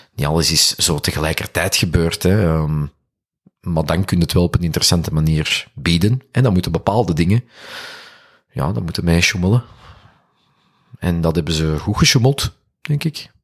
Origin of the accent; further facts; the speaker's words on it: Duffel, Flanders, Belgium; Ik ben van Duffel. Ah, ik weet, ik ben hier ver van huis, dus ik versta dat ik ook gewoon een Antwerpenaar ben hier